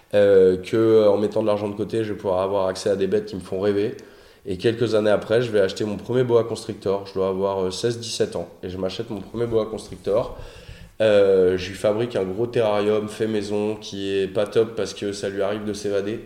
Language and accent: French; Noisy-le-Roi, Île-de-France, France; also born or lived in Suresnes / Nanterre; now in Paris, France; Je suis né à Suresnes, en banlieue parisienne. J'ai grandi en banlieue parisienne, euh, dans une petite euh, bourgade charmante qui s'appelle Noisy-le-Roi